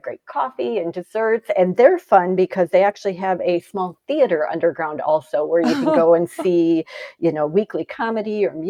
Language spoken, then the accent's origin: English; the North, United States; now in Greenville, United States; I'm from the North originally, and brunches are a big thing in the North.